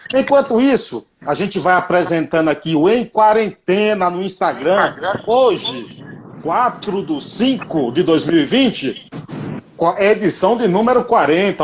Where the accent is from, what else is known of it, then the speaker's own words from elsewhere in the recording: Bahia, Brazil; minha cidade, Nova Soura e Bahia